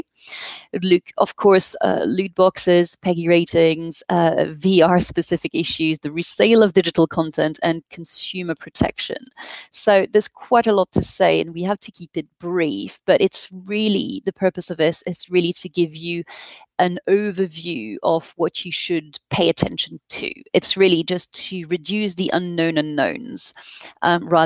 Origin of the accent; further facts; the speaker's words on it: France; accent: French; English is a second language; So we are a European law firm, which you may hear from our accent. Paul and I happen to be French